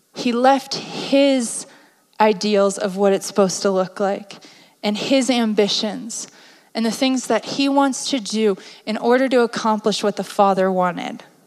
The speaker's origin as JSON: {"language": "English", "region": "East Coast", "country": "United States", "said": "My family is blunt, we're from the East Coast."}